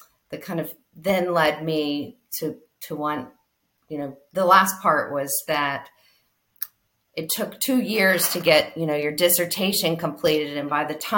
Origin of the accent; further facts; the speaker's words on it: Charleston, West Virginia, United States; also born or lived in Chapel Hill, North Carolina; I'm born in Chapel Hill, North Carolina, but I grew up in Charleston, West Virginia